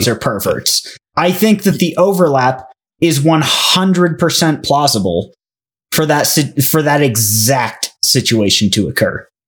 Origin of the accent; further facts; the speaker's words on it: United States; us as five American dipshits